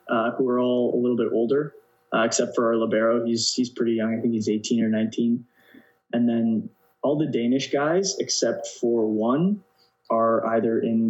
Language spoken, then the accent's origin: English; Canada; moved away as an adult; now in Denmark